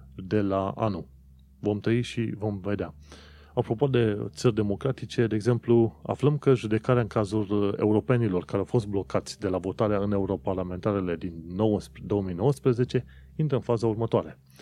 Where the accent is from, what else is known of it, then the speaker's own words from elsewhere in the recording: Romania; now in United Kingdom; eu, ca român, să nu aplic pentru viză